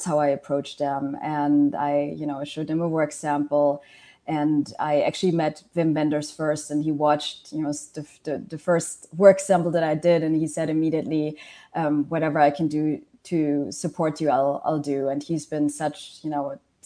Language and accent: English; Germany; moved away as an adult; also born or lived in Malaysia / Washington, D.C.; I was born in Malaysia, I grew up in Germany